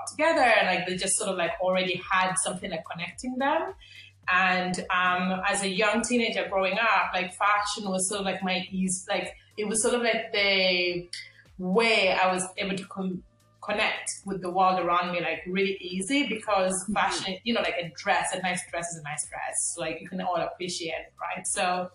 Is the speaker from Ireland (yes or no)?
yes; Limerick, Munster, Ireland; I'm from Limerick, Ireland